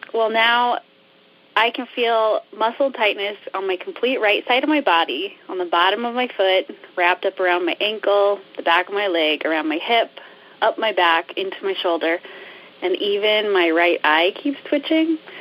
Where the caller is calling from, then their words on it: Westfield, Iowa, United States; I'm calling from Westfield, Iowa